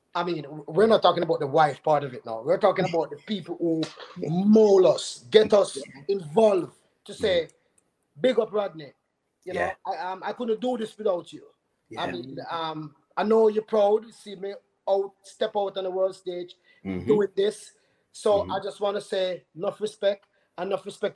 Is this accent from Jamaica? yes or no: yes; Linstead, Saint Catherine, Jamaica; moved away as an adult; also born or lived in St. Mary, Jamaica; now in Georgia, United States; That's where I'm from. I was born in St. Mary, but I don't know St. Mary. I know Linstead